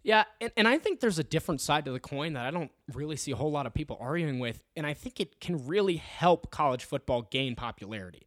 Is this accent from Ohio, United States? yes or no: yes; Ohio, United States; moved away as an adult; now in Colorado, United States; I'm actually from Ohio